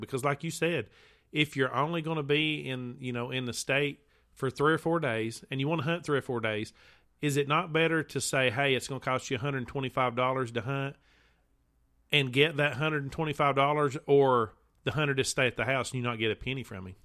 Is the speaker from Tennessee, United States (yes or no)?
yes; Tennessee, United States; I'm, I'm from Tennessee